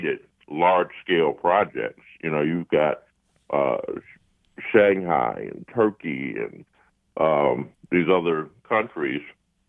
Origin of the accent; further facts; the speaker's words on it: Highland Park, Michigan, United States; I wanted to come back to Highland Park. I wanted to come back to my hometown